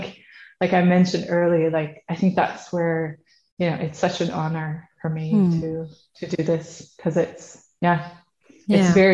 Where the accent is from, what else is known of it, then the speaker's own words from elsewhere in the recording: Netherlands; now in Sweden; I'm from the Netherlands, based in Sweden.